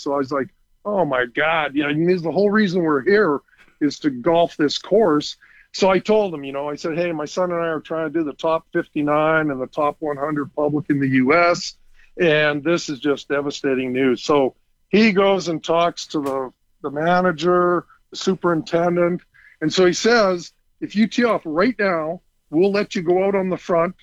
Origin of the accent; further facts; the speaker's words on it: Saskatoon, Saskatchewan, Canada; I was born and raised in Saskatoon.